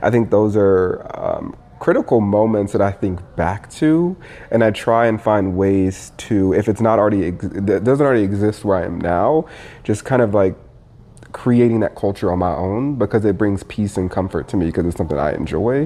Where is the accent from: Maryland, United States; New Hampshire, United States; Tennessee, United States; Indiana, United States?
Indiana, United States; moved away; also born or lived in Michigan / Minneapolis; I was raised in Indiana